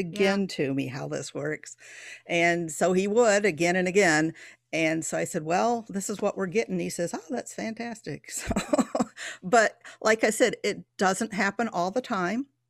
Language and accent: English; Coopersville, Michigan, United States; now in Harvard, Illinois, United States; I was born and bred in Polston Township, um, Coopersville, Michigan